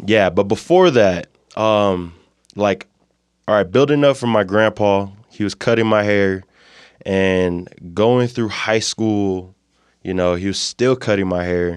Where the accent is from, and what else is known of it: Moreno Valley, California, United States; born or raised there; moved away as an adult; also born or lived in Provo, Utah; now in Utah, United States